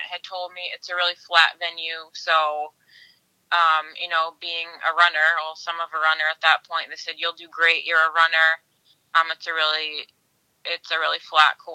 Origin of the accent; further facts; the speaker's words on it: Tilton, New Hampshire, United States; I'm from Tilton, New Hampshire